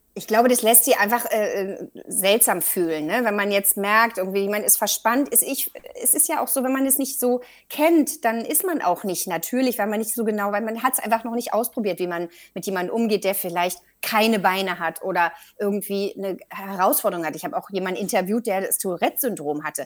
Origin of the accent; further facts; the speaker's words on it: Berlin, Germany; Ich bin in Berlin-Charlottenburg groß geworden.